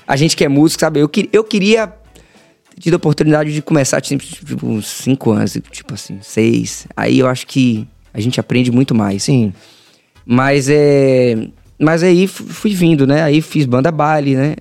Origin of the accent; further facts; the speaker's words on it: Salvador, Bahia, Brazil; Salvador, Bahia, soteropolitano, nascido e criado ali no Cabula, Estrada das Barreiras